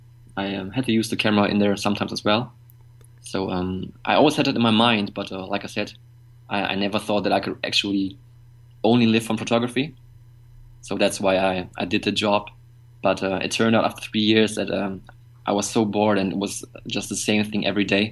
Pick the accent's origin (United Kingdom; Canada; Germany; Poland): Germany; Bottrop, North Rhine-Westphalia; Home is in Germany. It's a small town called Bottrop. It's an industrial area, and the next big cities are Dortmund and Düsseldorf, which some of you might know. So, but I don't think that my hometown is actually quite known in the world